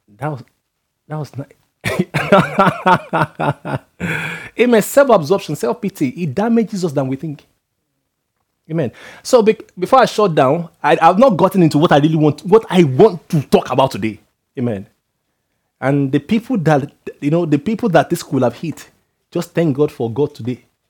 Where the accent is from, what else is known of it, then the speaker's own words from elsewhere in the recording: Nigeria; moved away; I come from Nigeria where some people measure their worth by their age.